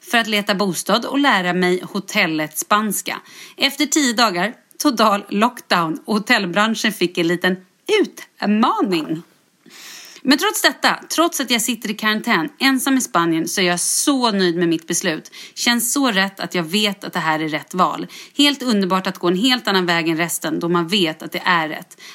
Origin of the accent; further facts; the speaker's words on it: Stockholm, Stockholm County, Sweden; now in Västerås, Sweden; Jag är född och uppvuxen i Stockholm men flyttade helt ensam till Västerås för att börja plugga.